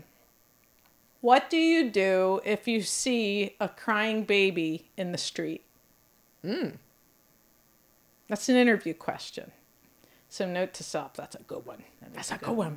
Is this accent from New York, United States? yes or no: no; Columbia, Pennsylvania, United States; I grew up in Lancaster County in Columbia